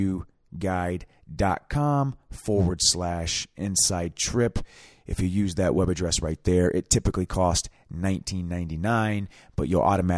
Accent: Anderson, Indiana, United States; I am actually a fellow Hoosier

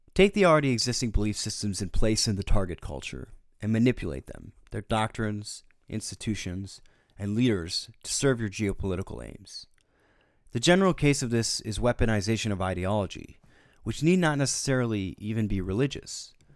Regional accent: United States; as an American citizen

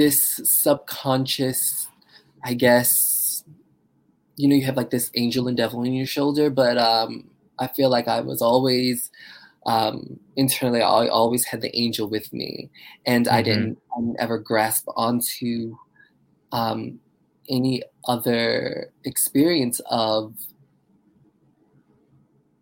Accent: Baltimore, Maryland, United States; now in New York, United States; I'm originally from Baltimore, Maryland, and I love Baltimore

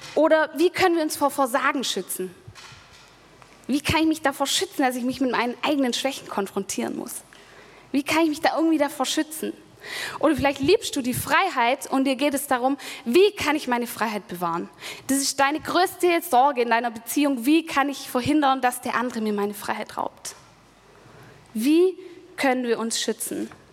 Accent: Germany; now in Stuttgart, Germany; an dem Bodensee, wo ich aufgewachsen bin

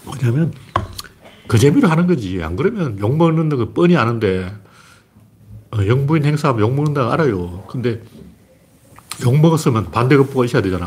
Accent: Gyeongsang, South Korea; 나는 경상도 사람이기 때문에

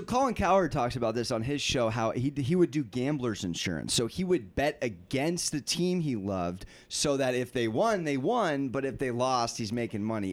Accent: San Diego, California, United States; I'm from San Diego.

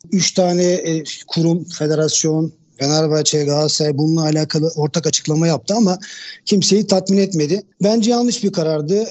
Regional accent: Istanbul, Turkey; 1976 İstanbul doğumluyum.

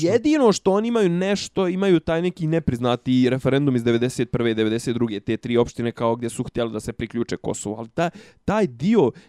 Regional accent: Serbia

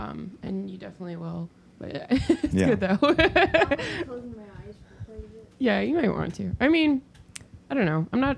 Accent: California, United States; also born or lived in Germany; Germany in high school, then moved back to California for senior year in college. So I would say I'm from California, even though I'm not really like from anywhere.

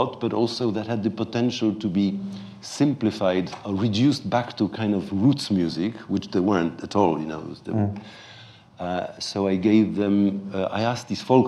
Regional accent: Poland; this folk ensemble is based on a really existing one called Mazowsze, with whom I grew up in Poland

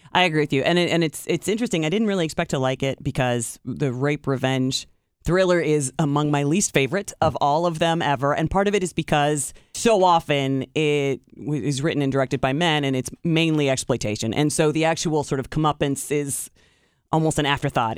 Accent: Tiffin, Ohio, United States; moved away; my hometown

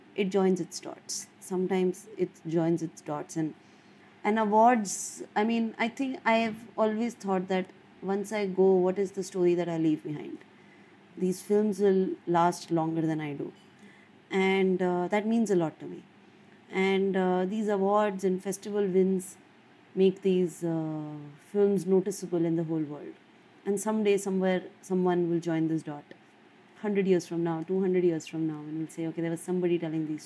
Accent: India; as an Indian filmmaker

